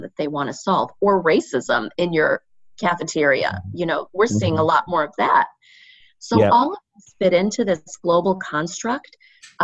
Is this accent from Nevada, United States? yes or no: no; Indiana, United States; I grew up in Indiana